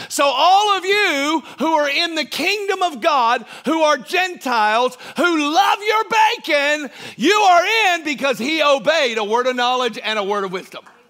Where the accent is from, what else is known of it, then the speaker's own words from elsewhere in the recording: Georgia, United States; I was born in Georgia